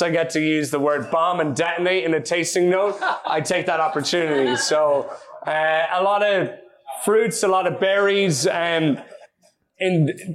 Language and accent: English; Ireland